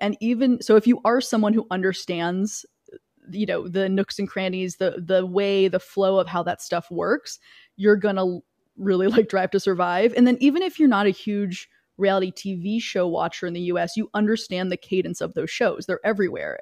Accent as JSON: {"language": "English", "region": "the American South", "country": "United States", "tie": "born or raised there", "said": "I grew up in the American South"}